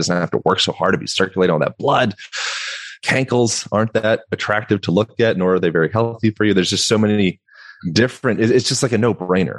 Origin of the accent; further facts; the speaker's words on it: Lancaster, Pennsylvania, United States; moved away; also born or lived in Hawaii / Boulder, Colorado / Bend, Oregon; Amish country, Lancaster, Pennsylvania, notorious for the Amish country